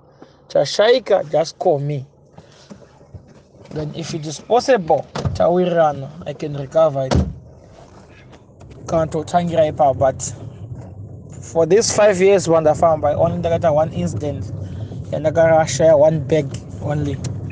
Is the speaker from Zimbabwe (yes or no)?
yes; Murewa, Mashonaland East, Zimbabwe; also born or lived in Mutare, Zimbabwe; now in Bindura, Zimbabwe; I was born in Mutare, grown up in Murewa, but now I'm based in Bindura, Maninga.